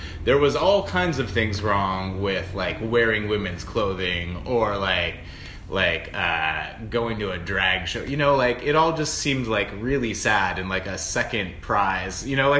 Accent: San Diego, California, United States; when I was a little baby gay growing up in San Diego

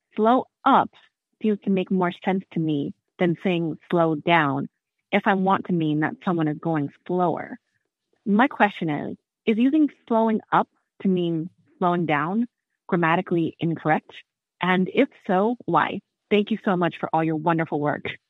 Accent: Pacific Northwest, United States; I'm from the Pacific Northwest

